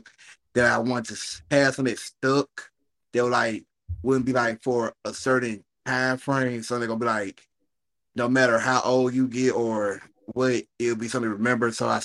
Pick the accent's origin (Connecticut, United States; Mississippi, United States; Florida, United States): Mississippi, United States; Jackson; I'm from Jackson, Mississippi, the capital of Mississippi, 601.